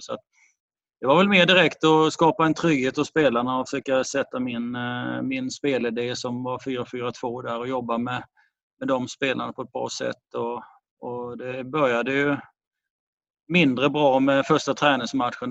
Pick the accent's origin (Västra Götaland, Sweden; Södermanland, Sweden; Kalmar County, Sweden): Kalmar County, Sweden; Kalmar; also born or lived in Falkenberg; jag är ju från Kalmarhållet och har mina, min släkt i Kalmar, utanför Kalmar och eh, jag har gått i skola i Kalmar.